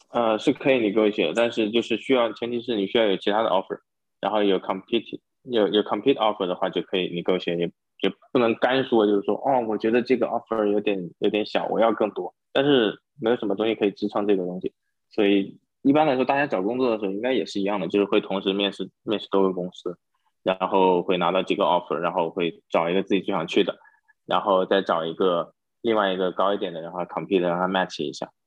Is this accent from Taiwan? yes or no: no; China; now in San Francisco Bay Area, United States; 作为中国人，我们最擅长的就是刷题